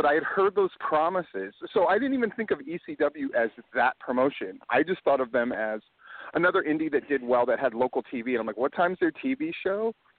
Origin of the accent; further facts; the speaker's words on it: Hawaii, United States; because I grew up in Hawaii, and I was training and just getting started right around, like, 93.